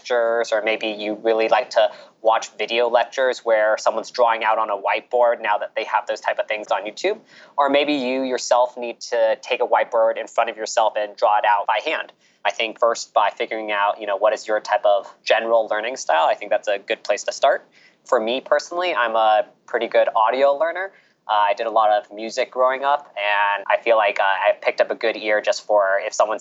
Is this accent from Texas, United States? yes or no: no; California, United States; moved away as an adult; also born or lived in Orlando, Florida; now in New York, United States; I'm born and raised in California